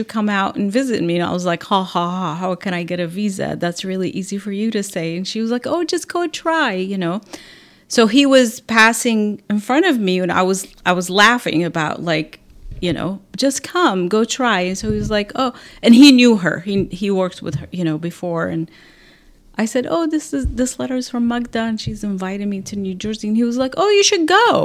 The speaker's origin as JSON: {"language": "English", "town": "Aleppo", "region": "Aleppo Governorate", "country": "Syria", "tie": "born or raised there", "moved": "as an adult", "lives_now": "Ventura County, United States", "said": "in Aleppo, Syria, my hometown"}